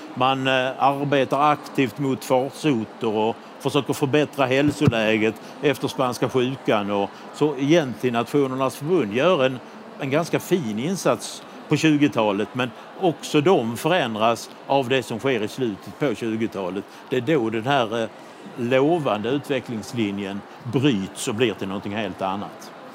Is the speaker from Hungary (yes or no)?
yes; Budapest, Hungary; hemma i Budapest